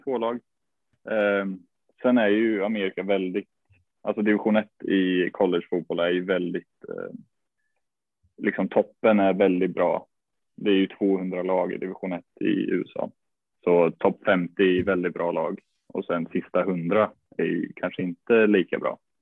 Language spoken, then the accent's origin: Swedish; Norrköping, Östergötland, Sweden; moved away as an adult; also born or lived in United States; jag började spela i en klubb som heter Smedby Ice i Norrköping